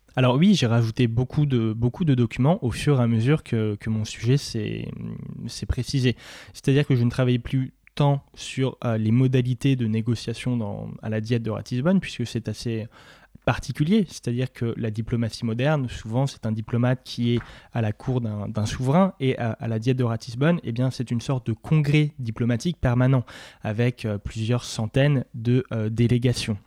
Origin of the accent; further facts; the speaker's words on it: Nancy, Grand Est, France; moved away as an adult; also born or lived in Paris; je venais de Nancy